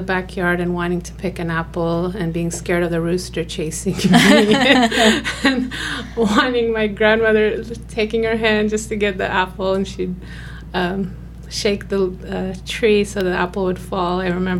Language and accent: English; Kabul, Afghanistan; I was born in 1976 in Kabul, which is the capital of Afghanistan.